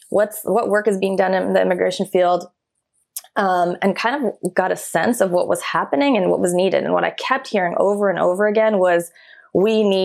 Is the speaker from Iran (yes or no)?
yes; Iran; born there; I was born in Iran during the Iran Iraq War.